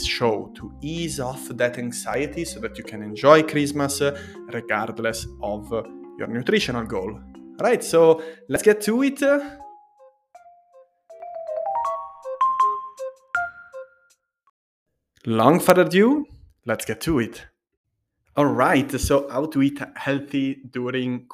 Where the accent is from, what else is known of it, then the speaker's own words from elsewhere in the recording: Liguria, Italy; Liguria, where I'm from